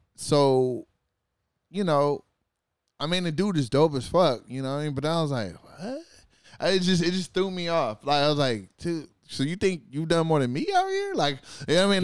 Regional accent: California, United States; I was from California

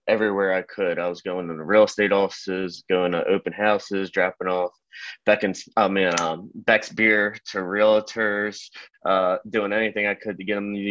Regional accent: Glen Burnie, Maryland, United States; also born or lived in Baltimore, Maryland / Baltimore County, Maryland; I grew up in Anne Arundel County, went to Glen Burnie High School, and now I'm living in Baltimore County.

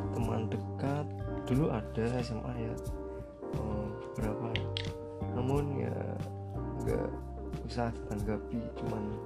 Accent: Purbalingga, Central Java, Indonesia; saya asal Purbalingga

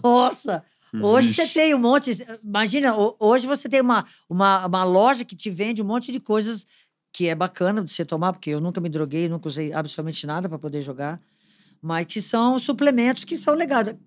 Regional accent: Potirendaba, São Paulo, Brazil; Eu sou de uma cidade do interior de São Paulo, perto de São João do Rio Preto, chamada Potirendaba.

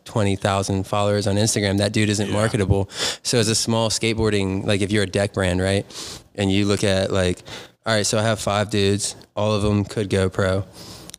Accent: North Carolina, United States; moved away as an adult; also born or lived in Virginia Beach / New Castle, Pennsylvania; now in Pittsburgh area, United States; I grew up Dahn in North Carolina in some like little podunk town

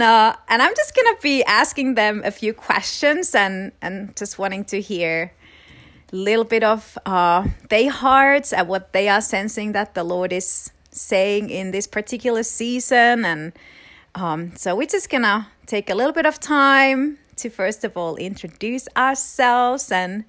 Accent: Florida, United States; I'm from Florida.

